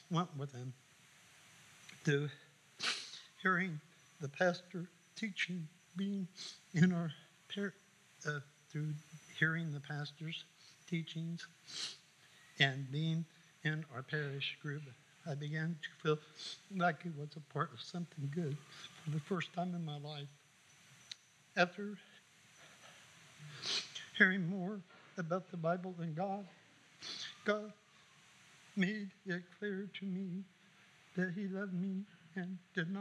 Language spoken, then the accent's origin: English; Anderson, Indiana, United States; I was born in Anderson, Indiana. I grew up with my mom and dad, four sisters and three brothers